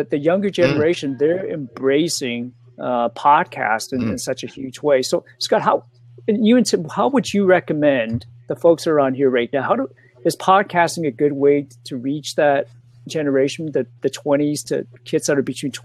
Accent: Toronto, Ontario, Canada; also born or lived in Hong Kong; I was born in Hong Kong, but moved here very young to Toronto.

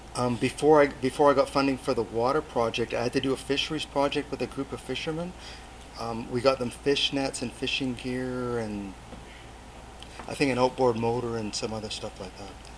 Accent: Port Alberni, British Columbia, Canada; also born or lived in Fraser Valley; now in Nanaimo, Canada; I'm actually from Port Alberni, and I'm from a, a farming community in Port Alberni. I, I, grew up on a farm

